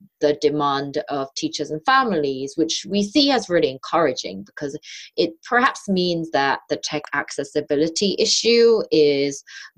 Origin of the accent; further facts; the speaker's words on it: suburbs of London, United Kingdom; also born or lived in South Korea; growing up as a Korean immigrant student in the suburbs of London. So I moved from Korea to England when I was 8